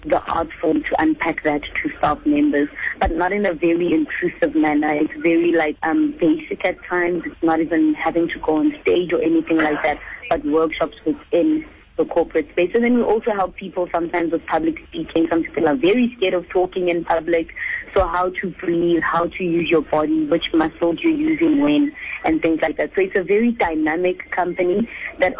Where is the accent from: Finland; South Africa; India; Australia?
South Africa; Johannesburg, Gauteng; I'm a girl from Edlamini One, and I grew up and went to schools in Soweto